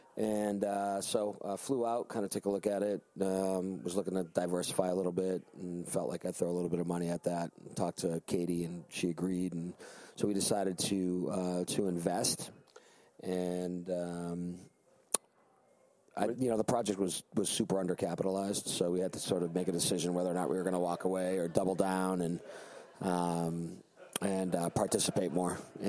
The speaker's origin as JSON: {"language": "English", "town": "Charlton", "region": "Massachusetts", "country": "United States", "tie": "born or raised there", "also_born_or_lived": "Boston / New York", "moved": "as an adult", "lives_now": "Colorado, United States", "said": "I grew up in Massachusetts in a small town about 60 miles west of Boston called Charlton, outside of Worcester."}